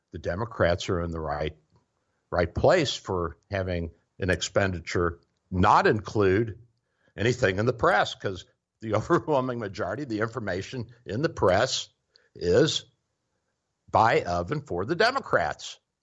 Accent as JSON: {"language": "English", "region": "the South", "country": "United States", "said": "I'm a Southerner"}